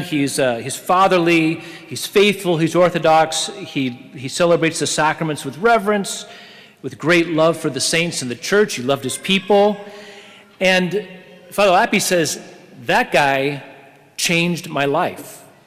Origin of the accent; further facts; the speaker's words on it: Oregon, United States; I was from Oregon